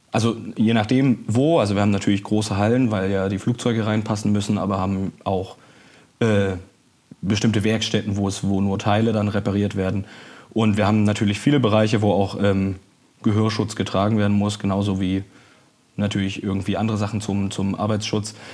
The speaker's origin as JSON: {"language": "German", "town": "Dresden", "region": "Saxony", "country": "Germany", "moved": "as an adult", "lives_now": "Hamburg, Germany", "said": "Genau, ja, ich habe den Fluss behalten, aber die Stadt gewechselt. Aus Dresden komme ich und bin für die Ausbildung dann nach Hamburg gezogen."}